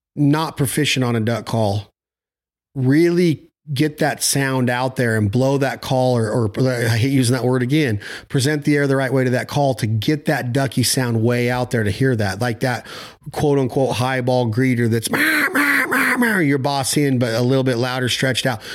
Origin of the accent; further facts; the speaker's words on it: Nevada, United States; I'm from Nevada